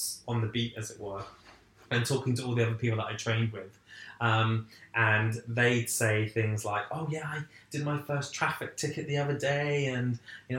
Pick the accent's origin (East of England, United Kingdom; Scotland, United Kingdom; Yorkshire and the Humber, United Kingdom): East of England, United Kingdom; Essex; I actually went to work for a small publishing company in my hometown